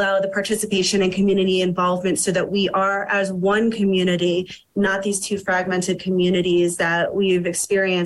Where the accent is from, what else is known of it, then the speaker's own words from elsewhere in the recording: New York, United States; now in Telluride, United States; I grew up in New York and was fortunate enough to have only known integration throughout my childhood